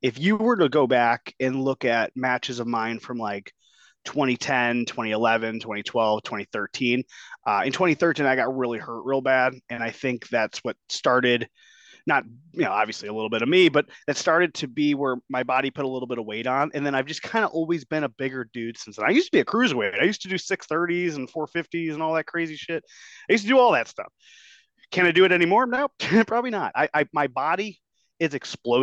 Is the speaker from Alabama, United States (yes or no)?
no; Berwyn, Illinois, United States; also born or lived in Oak Lawn, Illinois; I grew up in Berwyn, but I kind of moved to like Oak Lawn towards like, I guess you could say the tail end of like junior high, and I went to high school out in this area.